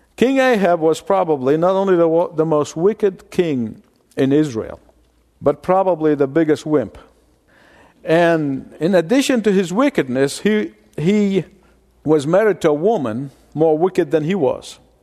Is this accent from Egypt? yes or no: yes; Egypt; moved away; I grew up in Egypt